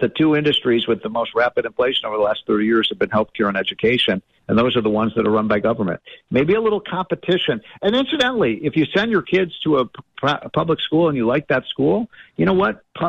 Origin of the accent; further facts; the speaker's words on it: Chicago, Illinois, United States; I'm from the Chicago area.